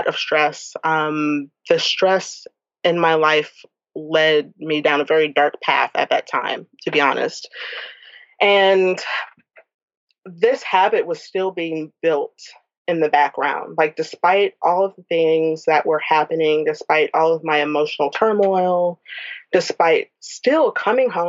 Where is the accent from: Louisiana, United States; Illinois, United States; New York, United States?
Louisiana, United States; New Orleans; I'm from New Orleans